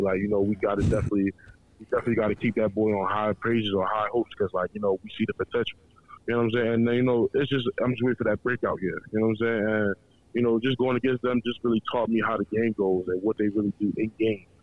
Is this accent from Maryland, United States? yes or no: yes; Baltimore, Maryland, United States; raised and born in Baltimore, Maryland, but I'm Nigerian descent